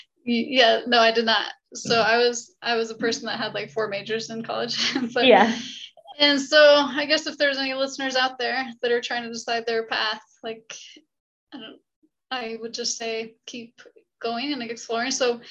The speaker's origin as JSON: {"language": "English", "town": "St. Louis", "region": "Missouri", "country": "United States", "also_born_or_lived": "Kentucky / Logan, Utah / Sandy, Utah", "said": "And so I'm from St. Louis. I graduated from high school in St. Louis, but I grew up in Kentucky, Logan, Utah, Sandy, Utah, but home, I consider home to be St. Louis."}